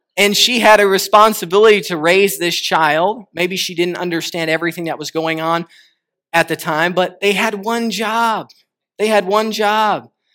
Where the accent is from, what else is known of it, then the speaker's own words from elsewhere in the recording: Connecticut, United States; moved away; also born or lived in Arkansas; I tell everybody I'm from Arkansas because that was about the last place I lived, and I am from Arkansas, but I, I lived much, ten years of my life, twelve years of my life in Connecticut